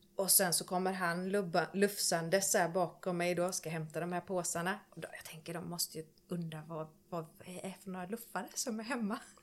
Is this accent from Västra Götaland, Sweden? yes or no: yes; Tanum, Västra Götaland, Sweden; jag kommer ju från eh, Tanum, Strömstad. Mm -hmm. åt, det hållet. Eh, mellan där, på landet. Uppvuxen på en gård